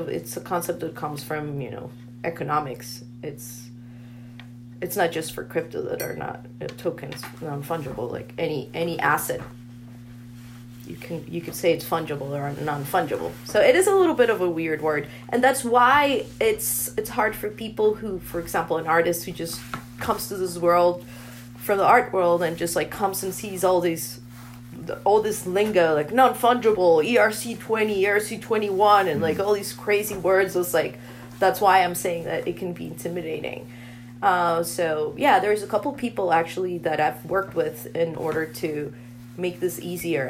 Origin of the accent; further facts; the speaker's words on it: Bogotá, Bogotá Capital District, Colombia; I'm from Bogota, from Colombia. And I was born and raised there.